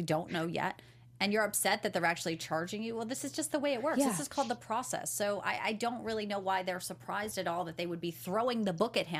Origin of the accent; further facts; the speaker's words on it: Chicago, Illinois, United States; born there; I was born in Cook County. It's so funny. Yeah, I was born in Chicago. I lived there for a very short time